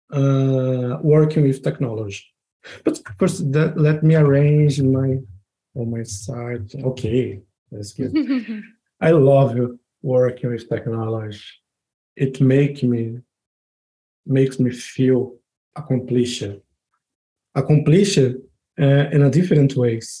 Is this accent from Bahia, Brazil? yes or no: no; São Paulo, Brazil; moved away as an adult; also born or lived in Rio de Janeiro, Brazil; now in Braga, Portugal; I am from Brazil, São Paulo, to be more specific.